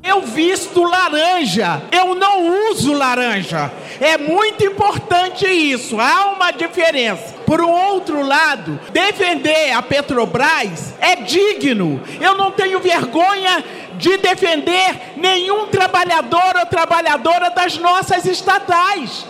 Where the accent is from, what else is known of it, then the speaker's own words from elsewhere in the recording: Brazil; eu sou brasileira